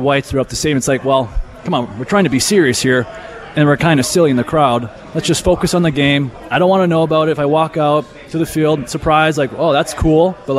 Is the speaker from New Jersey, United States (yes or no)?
no; Wisconsin, United States; when I was growing up in Wisconsin